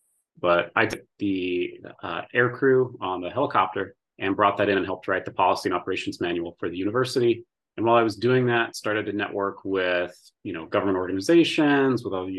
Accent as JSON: {"language": "English", "region": "Indiana", "country": "United States", "tie": "born or raised there", "said": "from Indiana, born and raised in Indiana and Midwest. Dad was with FedEx when I was a kid, so we did a lot of moving around the Midwest, but majority of Indiana."}